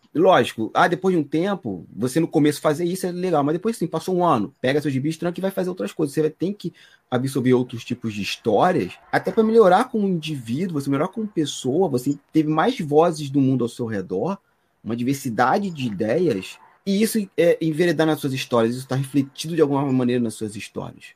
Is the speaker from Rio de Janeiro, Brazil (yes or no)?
yes; Magé, Rio de Janeiro, Brazil; Eu sou de Magé, Piabetá, Baixada Fluminense